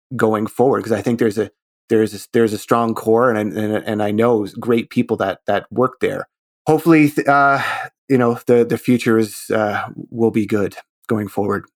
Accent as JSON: {"language": "English", "country": "Canada", "said": "as a Canadian"}